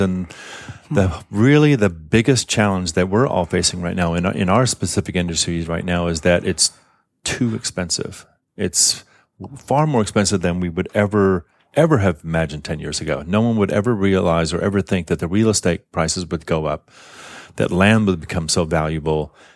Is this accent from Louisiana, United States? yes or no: yes; New Orleans, Louisiana, United States; also born or lived in Tokyo, Japan; now in San Francisco Bay Area, United States; I'm from New Orleans originally, and I remember moving out here from New Orleans